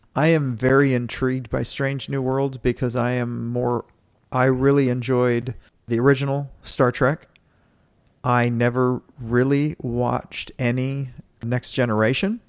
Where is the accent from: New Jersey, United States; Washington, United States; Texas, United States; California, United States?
Texas, United States; Dallas; my city, Dallas